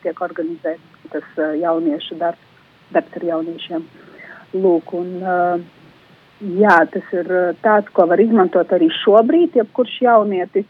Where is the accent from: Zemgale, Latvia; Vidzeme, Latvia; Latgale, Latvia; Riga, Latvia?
Latgale, Latvia; Daugavpils; moved away as an adult; now in Rēzekne, Latvia; es no Daugavpils nāku